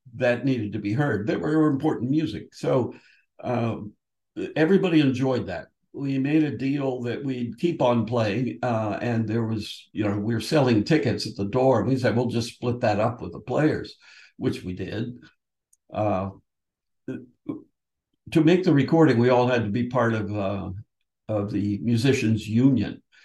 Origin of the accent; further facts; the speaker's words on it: Washington, District of Columbia, United States; moved away as an adult; now in New Haven, United States; I'm from Washington, D.C.